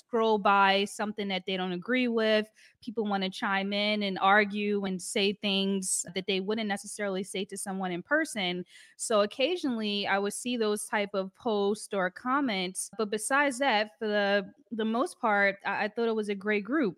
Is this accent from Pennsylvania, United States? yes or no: yes; Philadelphia, Pennsylvania, United States; moved away as an adult; now in Paris, France; I'm from, uh, Philly